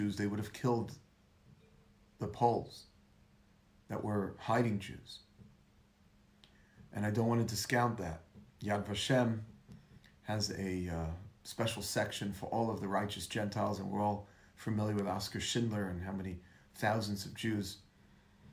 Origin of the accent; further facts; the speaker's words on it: United States; we're American